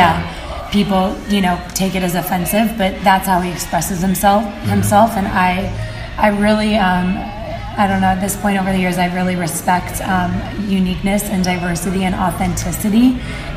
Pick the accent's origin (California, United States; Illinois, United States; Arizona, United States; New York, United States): California, United States; Orange County, Southern; moved away; also born or lived in Los Angeles; I grew up in Southern California, but in Orange County